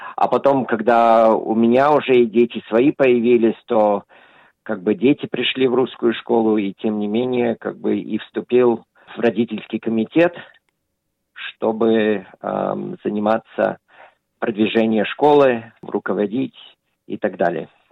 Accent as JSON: {"language": "Russian", "country": "Australia", "tie": "born or raised there", "said": "когда я рос, в Австралии часто проходились советские кинофестивали"}